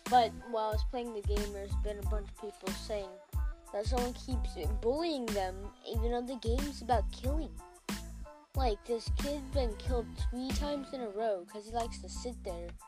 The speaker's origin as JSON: {"language": "English", "region": "New Mexico", "country": "United States", "tie": "born there", "second_language": "English", "said": "whenever I was born in New Mexico, I didn't know how to read read English or anything like that. In fact, I hardly knew how to speak it."}